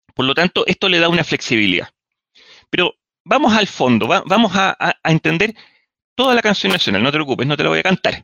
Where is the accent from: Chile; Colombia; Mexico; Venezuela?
Chile; qué ricos somos chilenos